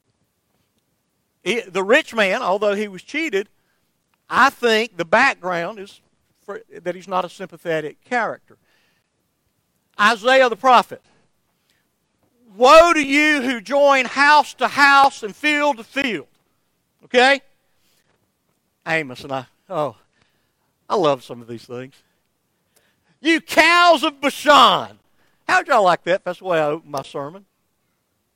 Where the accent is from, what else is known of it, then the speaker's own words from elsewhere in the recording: Somerville, Georgia, United States; my hometown of Somerville, Georgia